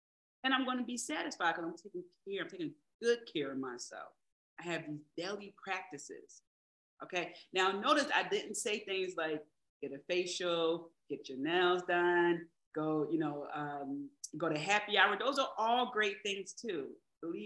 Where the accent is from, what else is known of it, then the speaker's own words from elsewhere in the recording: Philadelphia, Pennsylvania, United States; I'm from Philly, so we say Jimmy, you know, say sprinkles.